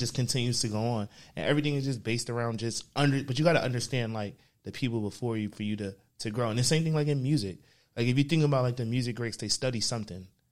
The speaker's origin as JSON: {"language": "English", "town": "New York City", "region": "New York", "country": "United States", "tie": "born or raised there", "moved": "as an adult", "lives_now": "Atlanta, United States", "said": "I'm from Uptown, man. So I grew up between Harlem and the Bronx. South Bronx, not this part"}